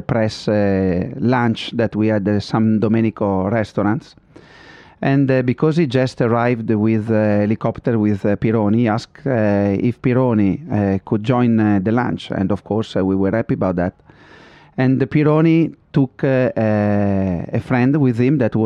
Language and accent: English; Modena, Emilia-Romagna, Italy; I'm from Modena, I always been around in Ferrari